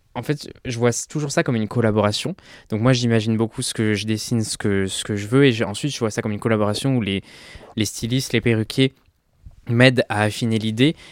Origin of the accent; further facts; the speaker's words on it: Ardèche, Auvergne-Rhône-Alpes, France; also born or lived in Lyon; now in Paris, France; moi j'ai grandi en Ardèche et j'ai euh, habité à Lyon pendant un moment, j'ai mes études à Lyon